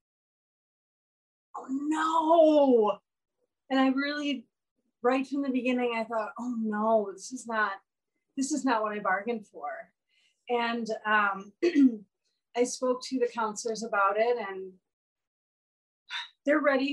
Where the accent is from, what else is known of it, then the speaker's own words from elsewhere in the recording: Minnesota, United States; moved away as an adult; also born or lived in San Francisco; I came home to Minnesota